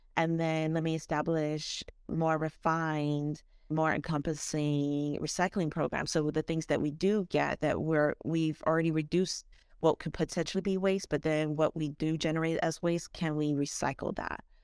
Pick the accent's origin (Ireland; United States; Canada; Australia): United States; South Florida; I grew up here in South Florida